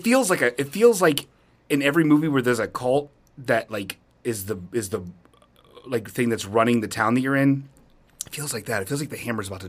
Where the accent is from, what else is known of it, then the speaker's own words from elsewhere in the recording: Bellbrook, Ohio, United States; now in Kettering, United States; I grew up in the Bellbrook